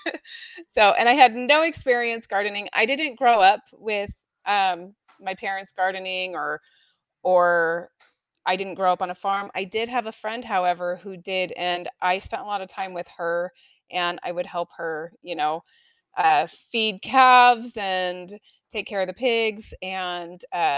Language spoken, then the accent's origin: English; Oregon, United States; also born or lived in Indiana; So originally I'm from Oregon.